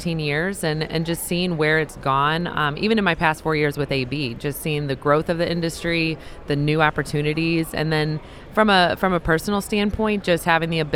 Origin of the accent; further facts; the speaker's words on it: Central Illinois, United States; also born or lived in St. Louis, Missouri; I grew up in Central Illinois, went to University of Illinois